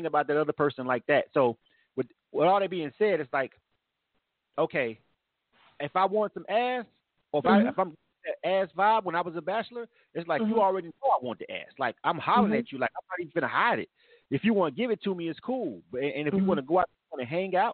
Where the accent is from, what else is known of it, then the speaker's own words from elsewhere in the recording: Florida, United States; I'm born and raised in Florida.